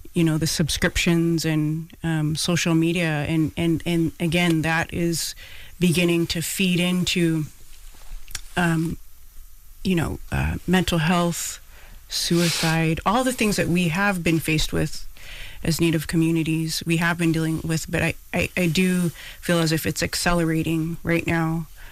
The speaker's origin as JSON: {"language": "English", "region": "Pacific Northwest", "country": "United States", "tie": "born or raised there", "also_born_or_lived": "Bronx, New York", "moved": "as an adult", "lives_now": "New York, United States", "said": "Because I'm Hawaiian, I grew up in the Pacific Northwest, and I'm here on the East Coast"}